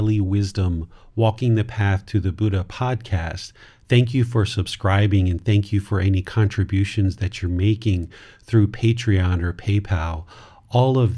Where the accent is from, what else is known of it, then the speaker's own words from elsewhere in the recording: Washington, District of Columbia, United States; moved away; I grew up in America. I was born in Washington, D.C., grew up in that area